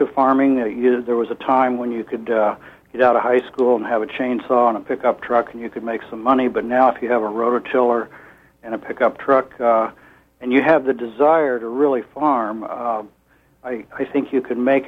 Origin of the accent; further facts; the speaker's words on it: Midwest, United States; moved away as an adult; now in Garland, United States; My wife and I grew up in the Midwest around farming and came to Maine